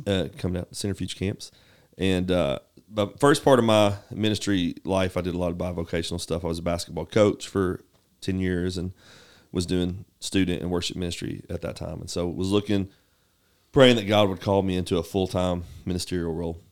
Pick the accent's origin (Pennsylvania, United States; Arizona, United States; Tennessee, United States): Tennessee, United States; Knoxville; moved away; I grew up in Knoxville, uh, born and raised Govals, uh, in East Tennessee